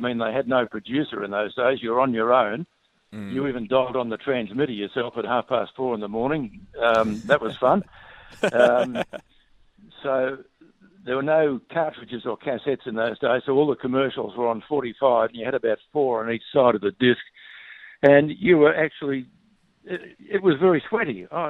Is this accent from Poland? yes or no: no; Warragul, Victoria, Australia; How long did I spend there? Probably too long.